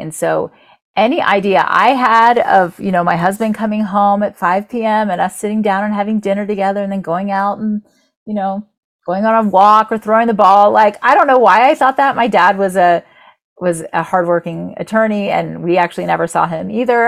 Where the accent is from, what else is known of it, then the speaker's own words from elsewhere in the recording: Orlando, Florida, United States; I grew up in Orlando, so about 40 minutes away from Disney